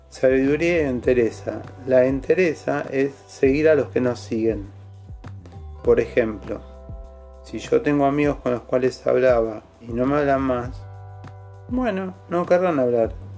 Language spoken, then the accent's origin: Spanish; Argentina; Acá somos Argentina.